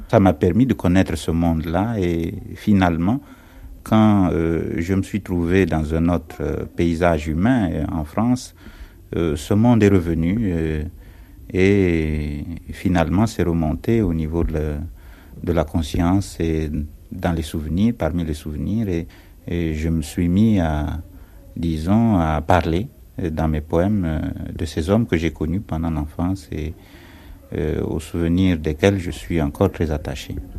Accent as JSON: {"language": "French", "region": "Pointe-Noire", "country": "Republic of the Congo", "tie": "born or raised there", "also_born_or_lived": "Brazzaville", "moved": "as an adult", "said": "Je suis congolais et je suis né euh, à Pointe-Noire, c'est sur la côte. Et j'ai grandi, euh, euh, disons, au bord de la mer"}